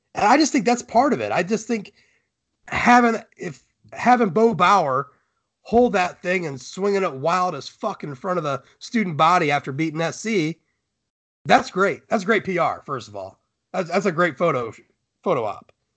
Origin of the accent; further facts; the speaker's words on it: Ohio, United States; I'm from Ohio